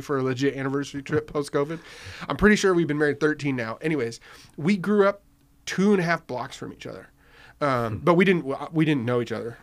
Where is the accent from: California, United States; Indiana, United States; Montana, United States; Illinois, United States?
California, United States; Riverside; that part of growing up in Riverside